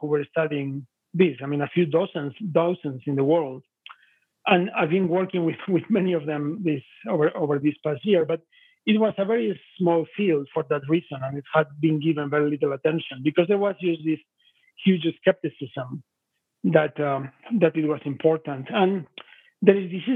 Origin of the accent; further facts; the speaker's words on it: Spain; moved away; I'm originally from Spain, and I have some friends from northern Italy from the time I was living in Spain.